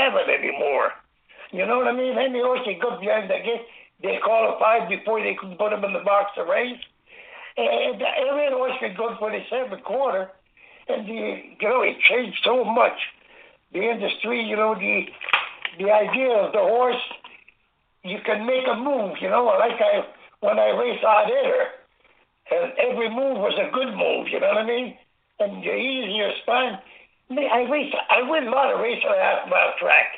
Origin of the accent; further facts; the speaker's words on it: Angers, Quebec, Canada; the farmhouse where I was raised and born in Angers, Quebec